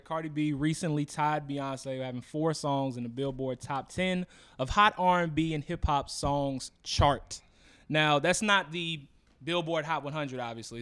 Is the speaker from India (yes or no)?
no; Texas, United States; now in Chicago, United States; I'm from Texas